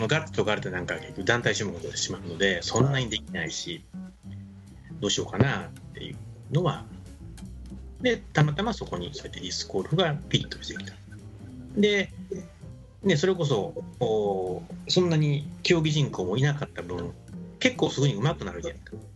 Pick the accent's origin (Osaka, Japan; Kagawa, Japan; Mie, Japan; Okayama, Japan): Mie, Japan; 三重県です僕も三重県ですよ